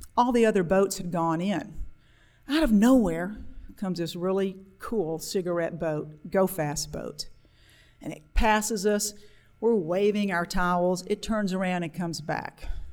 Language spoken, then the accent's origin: English; Monroe, Louisiana, United States; We're growing up in Monroe, Louisiana. Women were taught that you were going to get married right out of high school